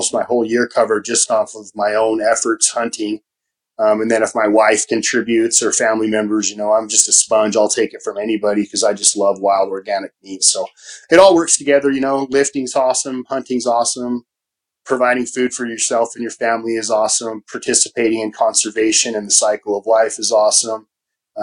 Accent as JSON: {"language": "English", "region": "Utah", "country": "United States", "tie": "born or raised there", "said": "growing up in Utah"}